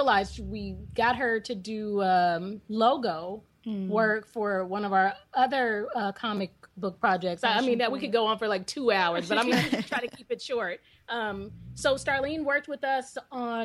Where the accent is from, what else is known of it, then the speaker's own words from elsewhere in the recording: Bay Area, California, United States; We're originally from the Bay Area